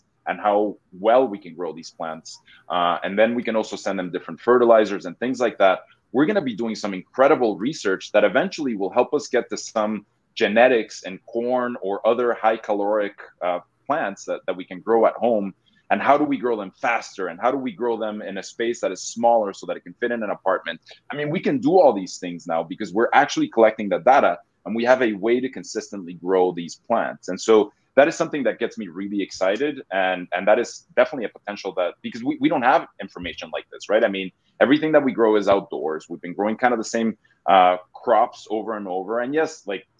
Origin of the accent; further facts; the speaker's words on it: Mexico; moved away as an adult; also born or lived in Boston; now in United States; Yeah, so I'm originally from Mexico. I moved to the States about 20 years ago